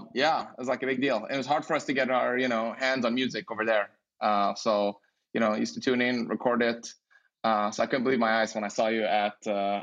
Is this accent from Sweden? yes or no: yes; Sweden; moved away; growing up in Sweden